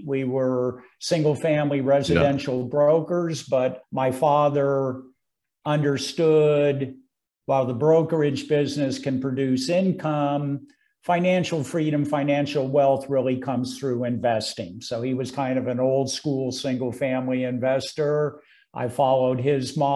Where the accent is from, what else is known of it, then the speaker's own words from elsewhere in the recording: San Francisco Bay Area, California, United States; moved away as an adult; now in Greenville, United States; born and raised in the San Francisco Bay Area.